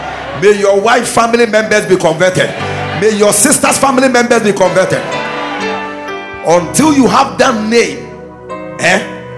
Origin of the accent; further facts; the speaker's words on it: Mampong, Ghana; moved away; I'm from a place called Mampong.